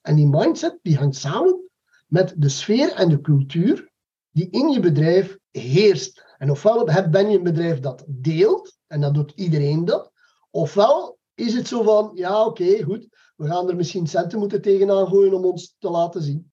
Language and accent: Dutch; Belgium; wij zitten als Belgen